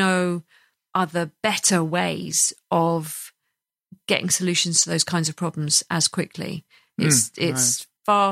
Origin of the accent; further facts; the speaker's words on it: United Kingdom; we're all British